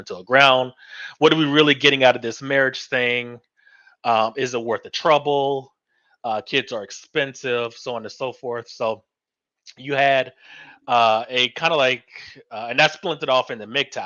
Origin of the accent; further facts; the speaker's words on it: Florida, United States; I am born and raised in Florida